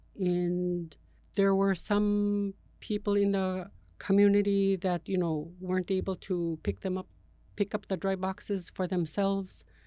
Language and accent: English; Huichluc, Alaska, United States; now in Bethel, United States; I'm originally from Huichluc